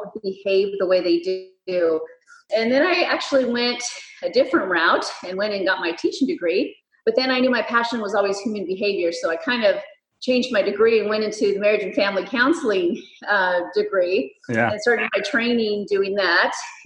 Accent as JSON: {"language": "English", "town": "Fresno", "region": "California", "country": "United States", "tie": "born or raised there", "said": "here in my hometown of Fresno"}